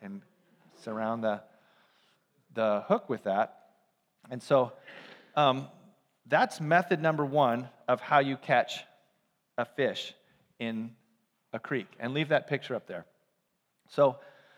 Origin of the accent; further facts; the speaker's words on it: Ukiah, California, United States; I grew up in Ukiah, a couple hours north of San Francisco in a small town